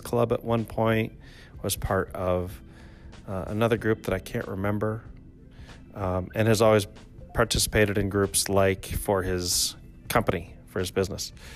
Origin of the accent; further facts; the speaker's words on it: Traverse City, Michigan, United States; also born or lived in Grand Rapids, Michigan; I was born in Grand Rapids but raised in Traverse City